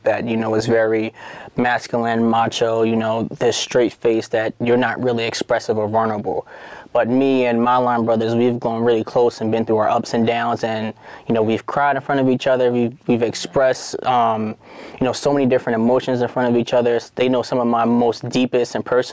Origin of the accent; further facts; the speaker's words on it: Philadelphia, Pennsylvania, United States; I grew up in Southwest Philly